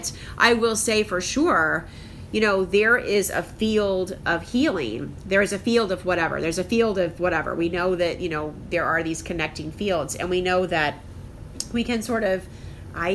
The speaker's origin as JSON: {"language": "English", "town": "Crown Point", "region": "Indiana", "country": "United States", "tie": "born or raised there", "said": "my hometown of Crown Point, Indiana, and my current hometown"}